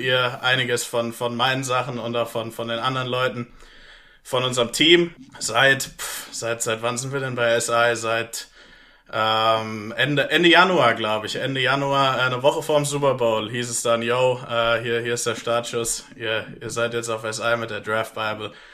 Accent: Germany; also born or lived in Pittsburgh, United States; ich bin Deutscher

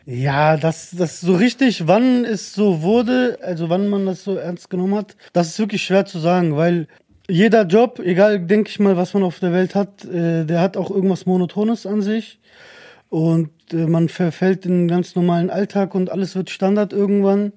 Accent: Germany; ich bin in Deutschland geboren

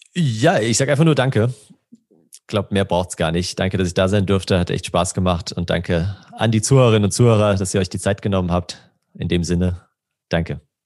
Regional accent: Germany; als Deutsche

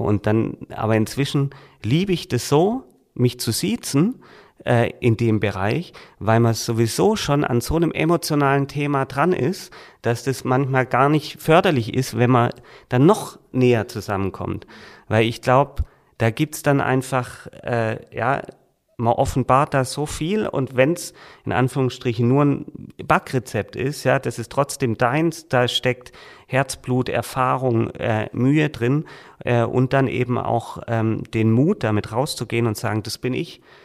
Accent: Reutlingen, Baden-Württemberg, Germany; moved away as an adult; also born or lived in Heidelberg / Heilbronn; now in Schwäbisch Hall, Germany; ich komme aus Reutling

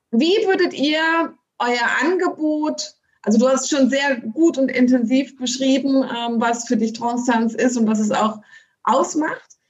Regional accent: Ronnenberg, Lower Saxony, Germany; ich komme ja aus Wezen ursprünglich, Ronnenberg-Wezen.

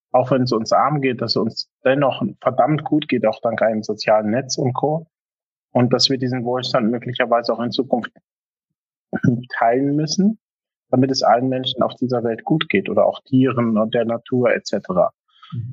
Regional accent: Germany; als Deutscher

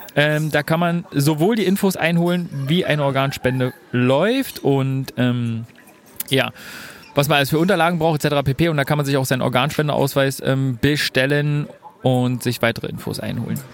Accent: Germany; Bei uns in Deutschland

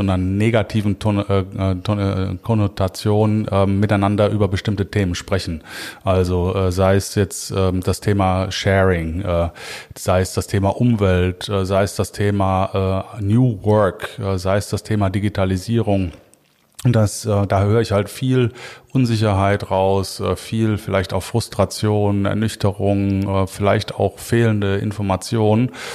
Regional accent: Cologne, North Rhine-Westphalia, Germany; als Kölner äh, ist natürlich das Kölsche Grundgesetz für mich maßgeblich

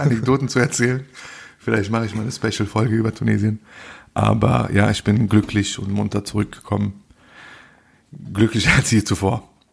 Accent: Bonn, North Rhine-Westphalia, Germany; Ich so, Bonn

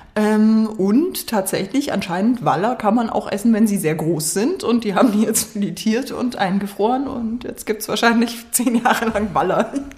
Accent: Germering, Bavaria, Germany; ich komme aus Germering

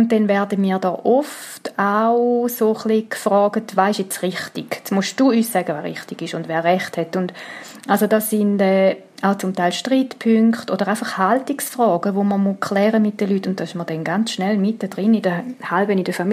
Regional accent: Switzerland; Und ich meine, die Läden haben offen bei uns in der Schweiz.

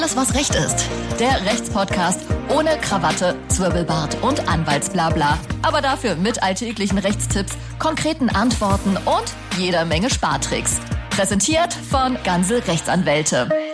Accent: Hanover, Lower Saxony, Germany; accent: Hannover Platt

